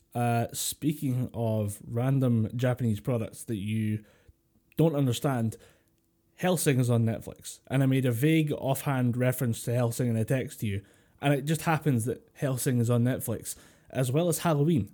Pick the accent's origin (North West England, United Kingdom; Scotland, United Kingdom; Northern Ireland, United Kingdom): Scotland, United Kingdom